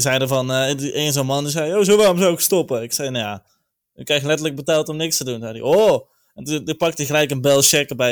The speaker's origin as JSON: {"language": "Dutch", "town": "'s-Hertogenbosch", "region": "North Brabant", "country": "Netherlands", "said": "Ik kom zelf uit Zertogenbos"}